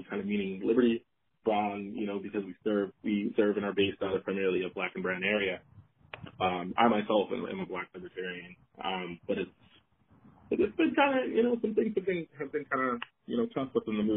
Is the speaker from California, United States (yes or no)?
no; Boston, Massachusetts, United States; born and raised in Boston